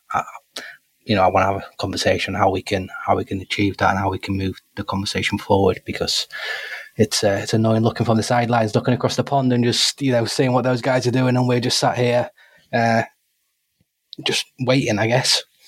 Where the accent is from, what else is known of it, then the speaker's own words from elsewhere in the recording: United Kingdom; part of being British